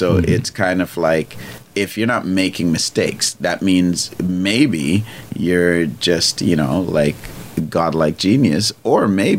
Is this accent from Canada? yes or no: no; Trinidad & Tobago; accent: Trini; I grew up in Trinidad. One of the tingdom, I grew up in Trinidad. I don't have, obviously, I have my Trini accent